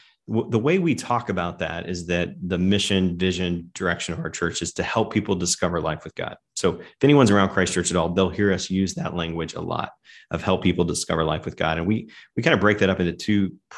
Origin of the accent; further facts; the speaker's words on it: the South, United States; now in Lake Forest, United States; I grew up in the South around, so Tennessee, Kentucky, Texas.